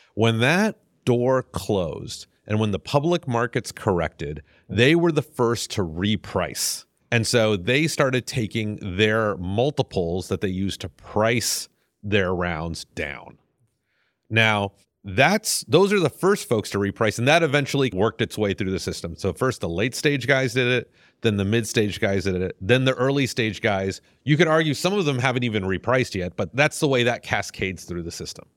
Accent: Houston, Texas, United States; also born or lived in Clear Lake; I grew up in Houston. I don't think I'm, I qualify as native 'cause I got here in middle school

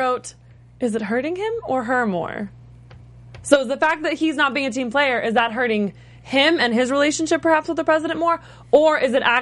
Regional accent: West Coast, United States; I grew up on the West Coast

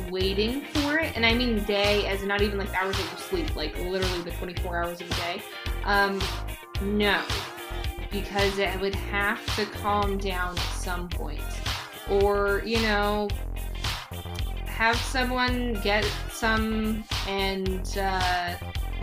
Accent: Arizona, United States; being born and raised in Arizona

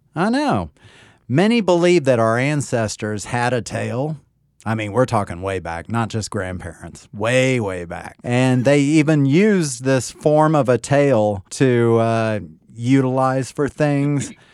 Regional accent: United States; being American

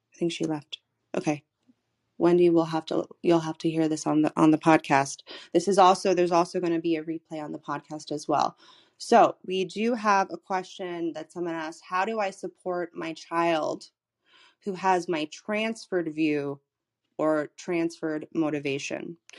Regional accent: Florida, United States; moved away as an adult; I'm from Florida, I was living in Florida in the middle of the pandemic

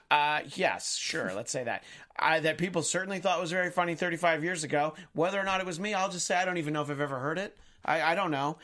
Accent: United States; we as an American society

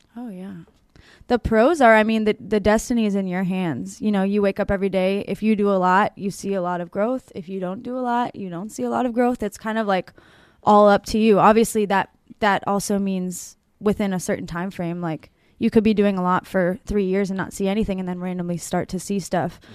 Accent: Pittsburgh, Pennsylvania, United States; I'm from Pittsburgh

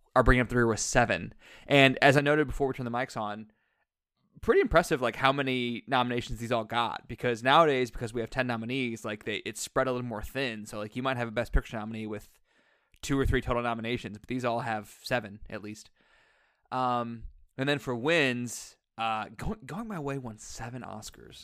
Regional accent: St. Louis, Missouri, United States; we're all from Saint Louis

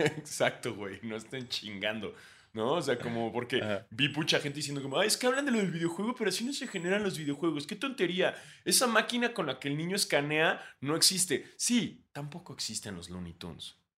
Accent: Mexico; Uno siendo mexicano

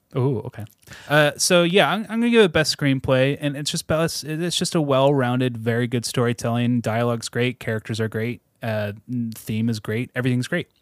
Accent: Seattle suburbs, Washington, United States; I grew up in the Seattle suburbs

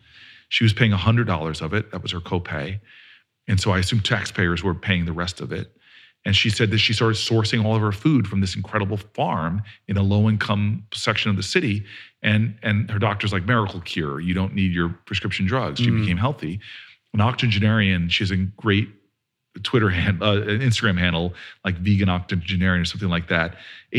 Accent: New Jersey, United States; I'm from Jersey, baby.

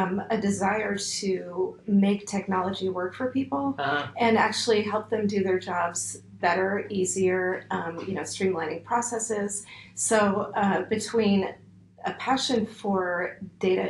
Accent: Nashville, Tennessee, United States; moved away as an adult; also born or lived in San Francisco / Portland / Minneapolis; I grew up in Nashville, and so I moved back

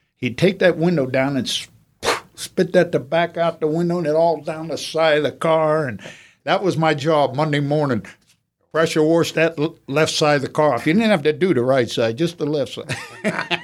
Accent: Youngstown, Ohio, United States; moved away; also born or lived in the Carolinas; We were raised up around Youngstown, Ohio, was all steel mills

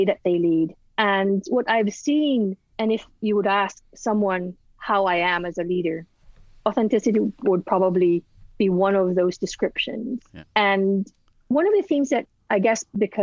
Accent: Philippines; I'm Filipina

